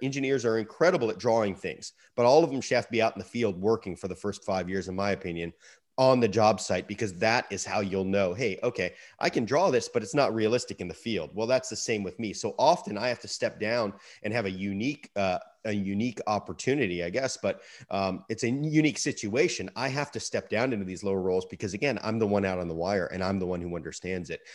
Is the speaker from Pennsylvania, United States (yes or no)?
no; Sarasota, Florida, United States; my hometown of Sarasota, Florida